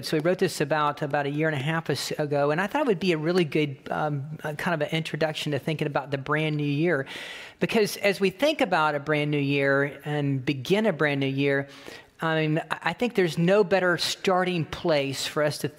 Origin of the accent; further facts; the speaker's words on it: The Villages, Florida, United States; I'm from Florida. I'm from the villages